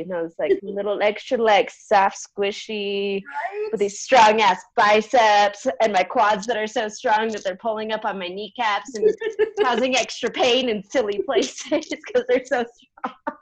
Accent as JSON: {"language": "English", "town": "San Diego", "region": "California", "country": "United States", "tie": "born or raised there", "said": "born and raised in San Diego, California"}